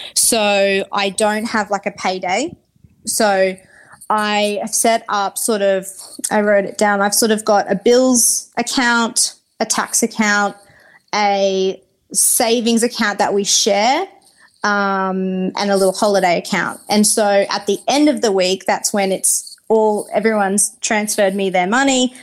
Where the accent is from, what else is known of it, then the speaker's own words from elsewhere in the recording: Brisbane, Queensland, Australia; I grew up in Brisbane